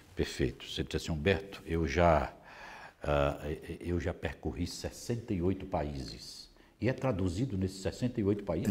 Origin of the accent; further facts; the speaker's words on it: Vitória da Conquista, Bahia, Brazil; lá de Vitória da Conquista, de onde eu venho também